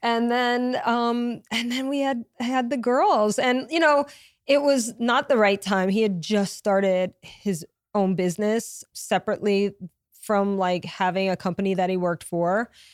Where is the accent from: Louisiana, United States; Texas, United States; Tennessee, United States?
Louisiana, United States; moved away as an adult; also born or lived in Connecticut / New York; I have a huge family, but I'm from Louisiana